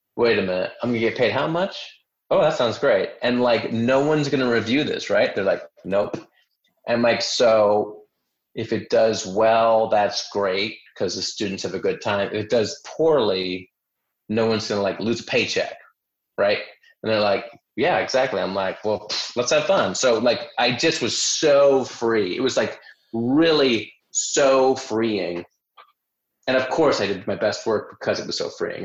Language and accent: English; Chicago, Illinois, United States; moved away as an adult; also born or lived in New York; my hometown, which is Chicago